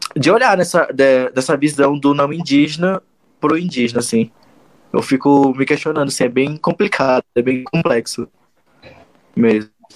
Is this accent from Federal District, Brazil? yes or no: yes; Brasília, Federal District, Brazil; eu nasci em Brasília, dentro do santuário, né, na comunidade do Santuário Sagrados Pajés